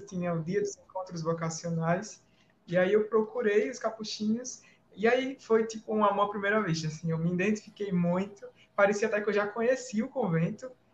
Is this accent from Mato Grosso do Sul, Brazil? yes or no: no; Maceió, Alagoas, Brazil; moved away as an adult; also born or lived in Natal; Eu sou natural de Maceió, que é a capital do estado de Alagoas